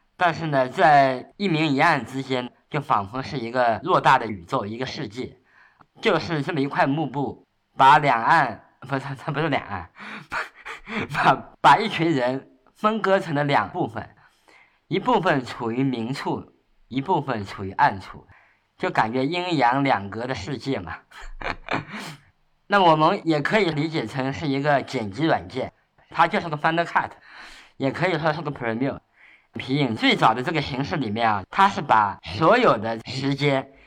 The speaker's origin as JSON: {"language": "Chinese", "town": "Shaoxing", "region": "Zhejiang", "country": "China", "tie": "born or raised there", "said": "像我的生活就是出生在绍兴嘛"}